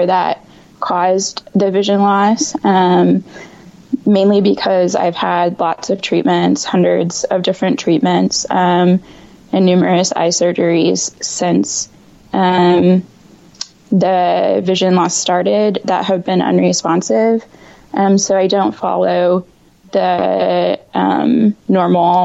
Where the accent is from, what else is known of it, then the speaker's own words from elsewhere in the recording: Indiana, United States; moved away as an adult; now in Washington, D.C. metro area, United States; I am based in the DC metro area, but I'm actually from Indiana